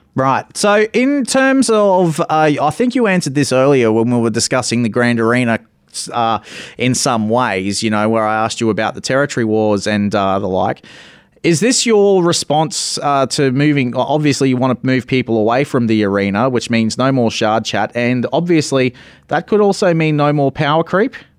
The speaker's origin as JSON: {"language": "English", "country": "Australia", "said": "me being an Australian"}